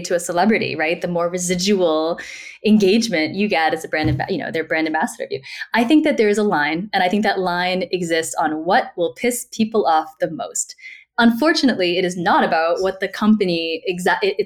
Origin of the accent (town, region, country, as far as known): Woburn, Massachusetts, United States; born or raised there